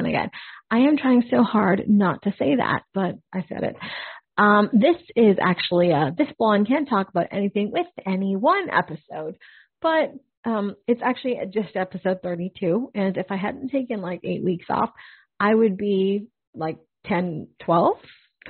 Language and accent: English; Canada; as a Canadian, grew up listening